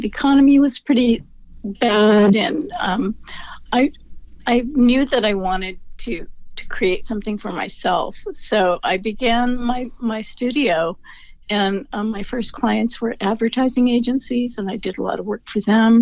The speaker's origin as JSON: {"language": "English", "town": "Seattle", "region": "Washington", "country": "United States", "tie": "born or raised there", "also_born_or_lived": "Colorado", "said": "I was born in Colorado. But I grew up in Seattle, so I've been here for many decades"}